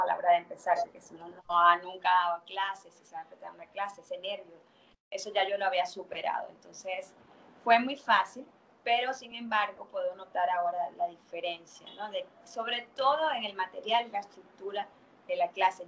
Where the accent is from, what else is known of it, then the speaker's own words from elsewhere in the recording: Venezuela; moved away as an adult; also born or lived in Mexico / Canada; now in Santo Domingo, Dominican Republic; soy venezolana, pero me mudé a México en el 2000